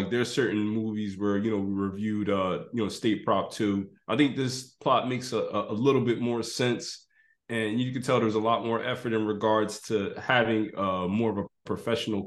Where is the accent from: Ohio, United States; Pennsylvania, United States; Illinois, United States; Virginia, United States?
Pennsylvania, United States; Philadelphia; my hometown, Philadelphia